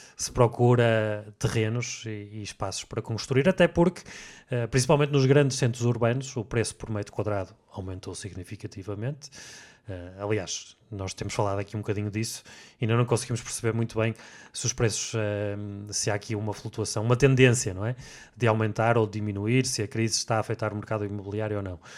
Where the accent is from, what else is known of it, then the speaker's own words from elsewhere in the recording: the North, Norte, Portugal; como nós somos aqui do Norte